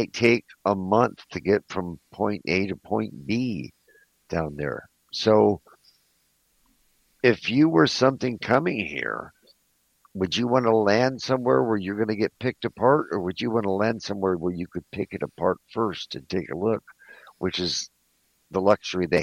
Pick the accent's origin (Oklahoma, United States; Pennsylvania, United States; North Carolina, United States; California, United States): California, United States; Southern; I grew up in Southern California, down in Mexico